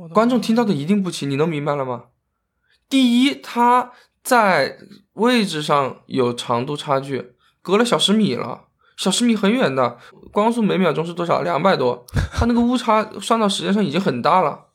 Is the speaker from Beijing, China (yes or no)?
no; Yueyang, Hunan, China; moved away; 我家是岳阳的，我们当时学的第一个就是岳阳楼啊